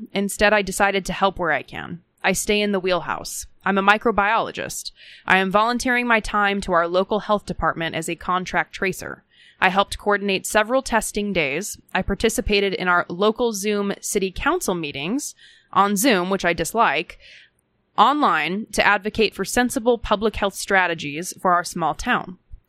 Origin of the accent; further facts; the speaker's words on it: Minnesota, United States; Parenthetically, I grew up in Hennepin County.